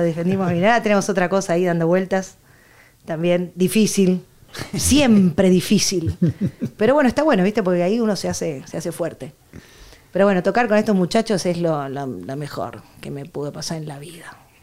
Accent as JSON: {"language": "Spanish", "region": "Buenos Aires", "country": "Argentina", "tie": "born or raised there", "moved": "as an adult", "lives_now": "Barcelona, Spain", "said": "porque nací en Buenos Aires, porque soy argentina, porque mi papá me metió el tango por, los oídos"}